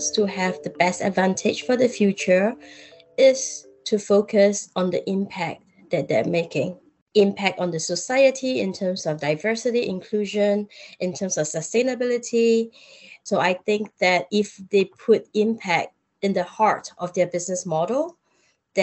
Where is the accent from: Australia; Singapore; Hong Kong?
Singapore; I'm Singaporean